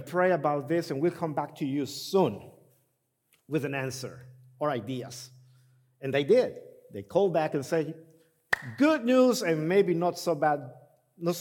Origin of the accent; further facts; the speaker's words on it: Honduras; moved away; I'm from Honduras